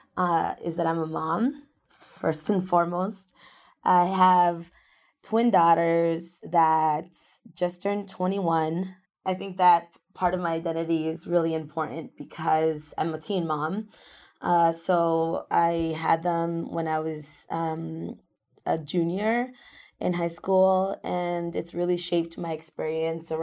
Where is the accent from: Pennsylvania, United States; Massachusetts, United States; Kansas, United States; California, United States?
Massachusetts, United States; Worcester; also born or lived in Ecuador; I came to this country when I was 2 years old. I'm an immigrant from Ecuador. My parents both got factory jobs in Worcester, and those factory jobs were in the main south area. So we ended up moving to the main south area as our first home. Growing up in that neighborhood shaped a lot of my understanding of the world